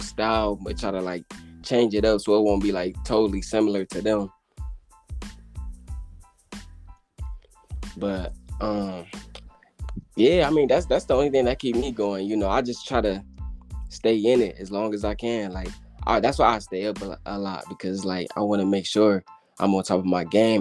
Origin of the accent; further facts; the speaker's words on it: Cleveland, Ohio, United States; I'm from Cleveland, born and raised.